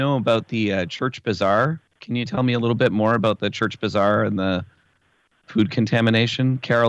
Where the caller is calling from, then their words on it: Windsor, Ontario, Canada; I'm calling from Canada. I listened to your show from Windsor.